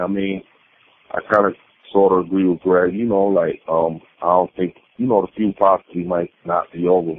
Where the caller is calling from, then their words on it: Brooklyn, New York, United States; from Brooklyn.